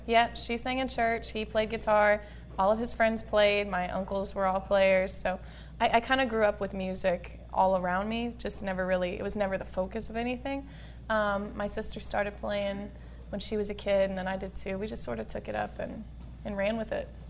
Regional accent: Midwest, United States; born or raised there

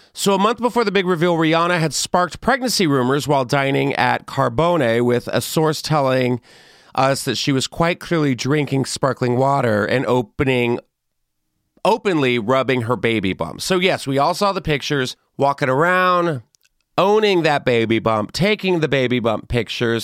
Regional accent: Texas, United States; I loved a pinata party growing up in Texas

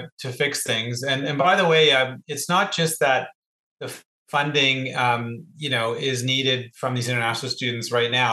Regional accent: Hamilton, Ontario, Canada; I'm actually from Hamilton

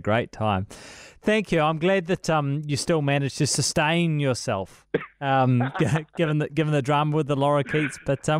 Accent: New Zealand; we're from New Zealand

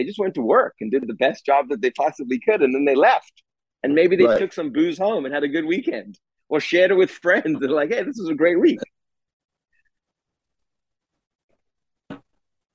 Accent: South Africa; moved away; I grew up in South Africa

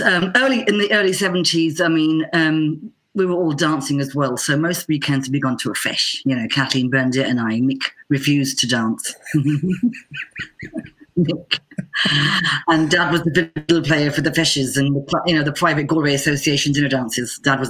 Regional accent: Bedford, East of England, United Kingdom; now in Chicago, United States; so I come from originally a little place 40 miles north of London called Bedford Town. My parents immigrated there in the early 60s.

